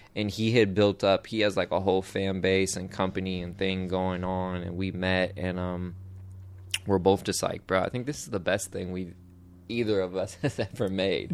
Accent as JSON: {"language": "English", "town": "Portland", "country": "United States", "said": "I'm from Portland"}